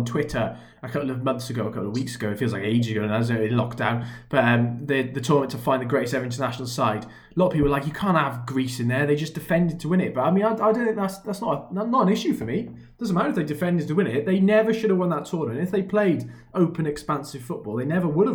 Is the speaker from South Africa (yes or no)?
no; Wales, United Kingdom; as a Welshman